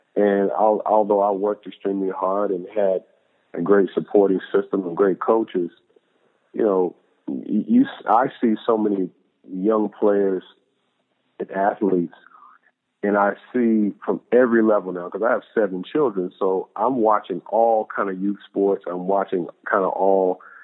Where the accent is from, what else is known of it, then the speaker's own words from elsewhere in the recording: Louisville, Kentucky, United States; growing up in Louisville, Kentucky, we had a culture of faith in our family